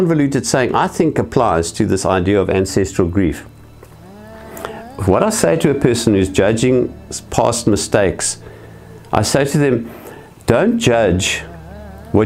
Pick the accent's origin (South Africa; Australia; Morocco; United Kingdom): South Africa; I was born white in South Africa